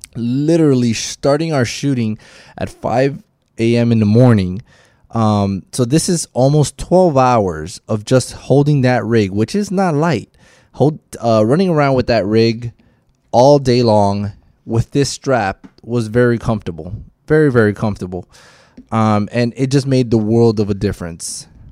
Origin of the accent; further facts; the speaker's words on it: Miami, Florida, United States; I am from Miami.